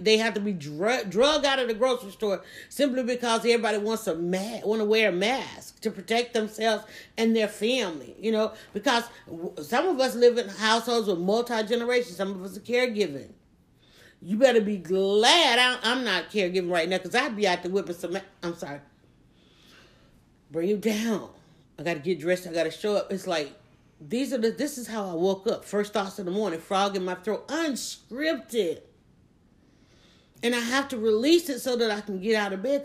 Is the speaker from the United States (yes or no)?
yes; Atlanta, Georgia, United States; I live in Atlanta. I was born and raised in Atlanta